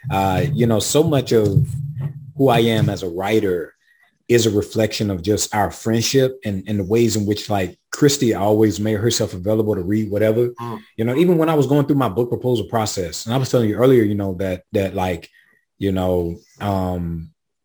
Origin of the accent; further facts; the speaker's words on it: South Carolina, United States; I'm from the South. I'm from South Carolina. I'm from the Black Rural South, in between St. Matthew, South Carolina, Swansea, South Carolina, and Sandy Run.